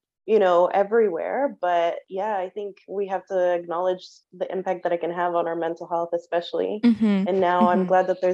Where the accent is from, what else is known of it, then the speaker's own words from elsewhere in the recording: United States; moved away as an adult; I grew up in the US and my parents are from Mexico.